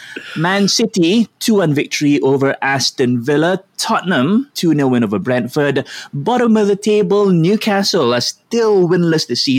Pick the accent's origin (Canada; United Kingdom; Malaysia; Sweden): Malaysia; we Malaysians